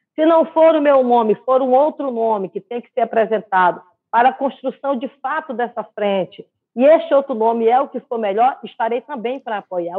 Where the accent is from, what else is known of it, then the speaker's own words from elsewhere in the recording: Brazil; Eu sou brasileira